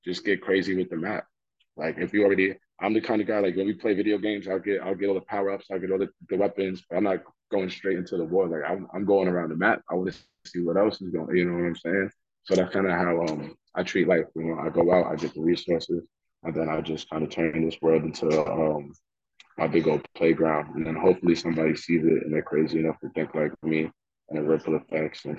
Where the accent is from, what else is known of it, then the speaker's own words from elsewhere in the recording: New York City, New York, United States; I'm already from Staten Island, the Forgotten Borough. I'm already from Soul Hill, the Forgotten Hood and the Forgotten Borough.